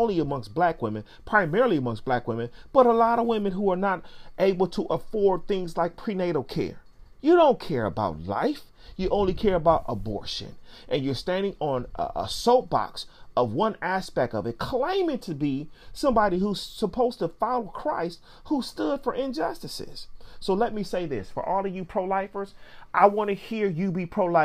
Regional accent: Pontiac, Michigan, United States; I can go back to Pontiac, Michigan on Johnson Street at General Hospital where I was born. But there's no go back to Africa. I'm not from there. Although those are my descendants and ancestors, I'm from Pontiac.

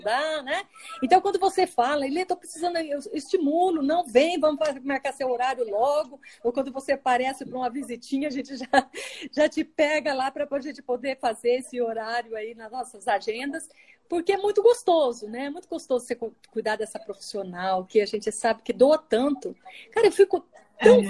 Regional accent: Paraná, Brazil; also born or lived in Mato Grosso; now in Brasília, Brazil; eu sou paranaense, mas morei muito tempo no Mato Grosso

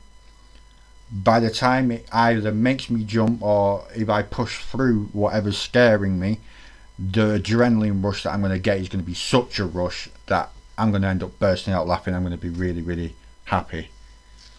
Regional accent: Greater Manchester, North West England, United Kingdom; I'm from Greater Manchester

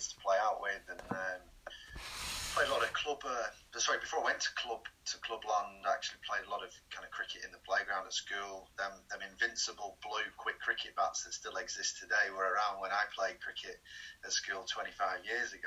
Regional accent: Wigan, North West England, United Kingdom; moved away as an adult; also born or lived in Southland, New Zealand; I was brought up in Wigan.

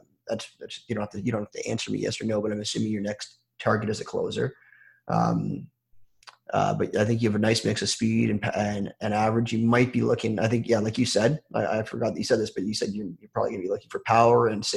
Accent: Toronto, Ontario, Canada; I'm from Toronto

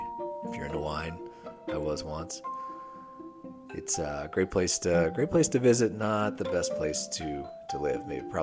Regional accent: Hanover, Pennsylvania, United States; moved away as an adult; also born or lived in Rochester, New York; now in Newburyport, United States; after growing up in Pennsylvania

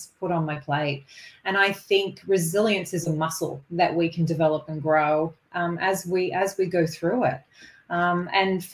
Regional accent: Kingston, Ontario, Canada; moved away as an adult; also born or lived in Ottawa, Canada; now in Sunshine Coast, Australia; I am Canadian born, and I've lived half my life in Canada and half my life in Australia now

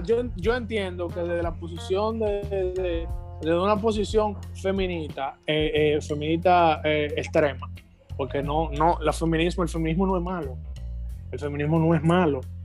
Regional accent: Dominican Republic; nosotros tenemos un remanente en este país somos una gran cantidad de, cristianos, hijos de Dios, que somos residentes de República Dominicana

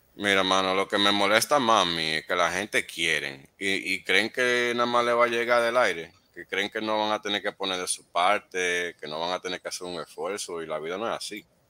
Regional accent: New York, United States; yo me crié en Nueva York

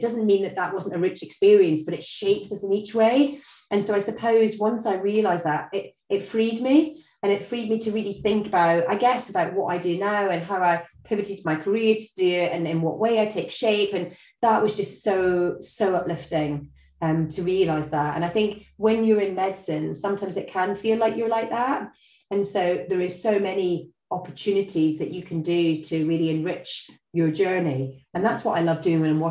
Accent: Scotland, United Kingdom; I'm Scottish

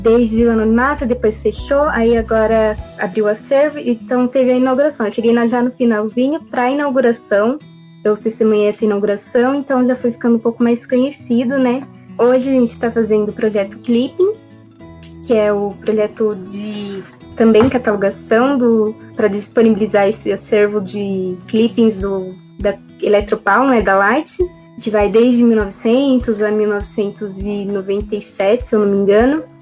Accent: Jundiaí, São Paulo, Brazil; nasci em Jundiaí

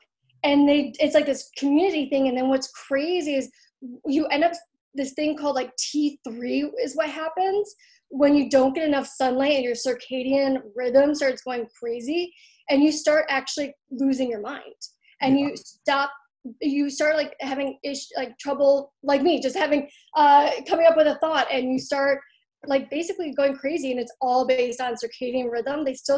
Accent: Troy, Michigan, United States; Yeah, it's this place called Troy. We used to be the 12th safest city in America.

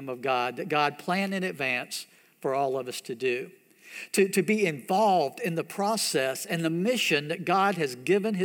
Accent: United States; growing up in America

